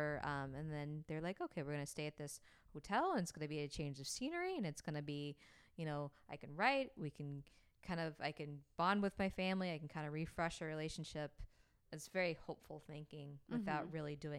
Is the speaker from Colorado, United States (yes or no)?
no; Oklahoma, United States; yeah, I'm from Oklahoma, and it was Indian territory for